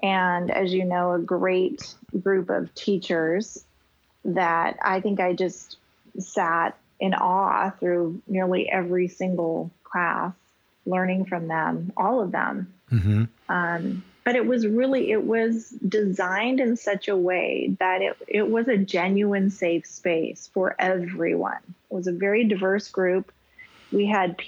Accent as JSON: {"language": "English", "region": "Wyoming", "country": "United States", "tie": "born or raised there", "moved": "yes", "lives_now": "Hawaii, United States", "said": "I had an amazing experience in growing up in Wyoming"}